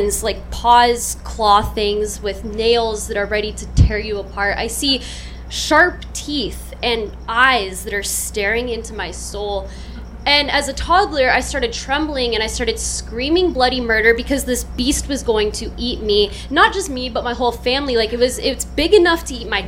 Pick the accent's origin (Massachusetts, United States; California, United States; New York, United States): California, United States; Oceanside; I grew up in North County, I'm still living in North County